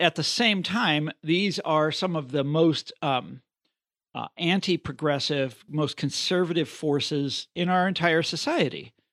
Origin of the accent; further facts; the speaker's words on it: Kansas, United States; moved away; my home state of Kansas